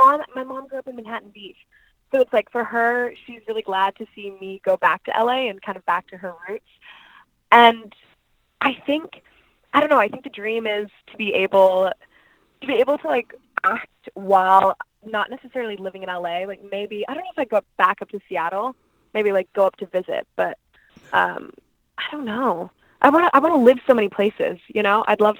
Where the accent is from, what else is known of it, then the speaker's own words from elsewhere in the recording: India; my parents worked for a nonprofit, so I grew up in India, and I just always grew up watching Hollywood TV shows and movies